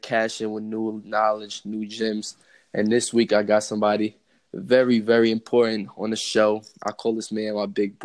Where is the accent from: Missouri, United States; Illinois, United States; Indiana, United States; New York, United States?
New York, United States; growing up in New York